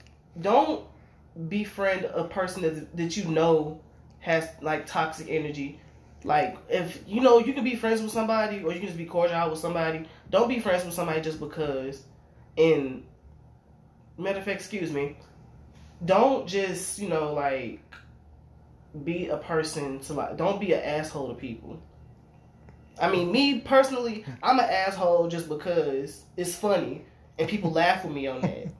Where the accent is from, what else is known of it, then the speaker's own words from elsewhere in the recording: Arkansas, United States; I'm from Fort Knox, Arkansas.